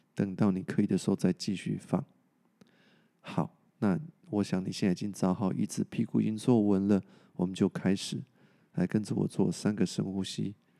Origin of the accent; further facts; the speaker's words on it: Taiwan; 我们台湾人做得很不错